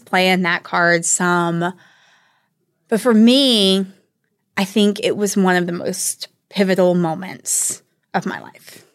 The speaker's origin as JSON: {"language": "English", "area": "the Bible Belt", "region": "the South", "country": "United States", "tie": "born or raised there", "said": "growing up in the Bible Belt, I was not raised in a particularly religious family"}